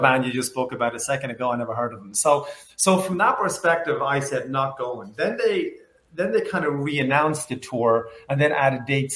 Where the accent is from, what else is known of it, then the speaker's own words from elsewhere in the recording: Ireland; I grew up in Ireland, as you can probably tell